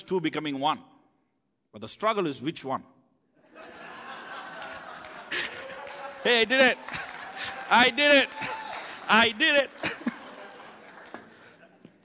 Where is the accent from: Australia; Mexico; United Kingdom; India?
India; first language Tamil; English is a second language; moved away as an adult; now in United States; I grew up in India. My town is just 6 million people.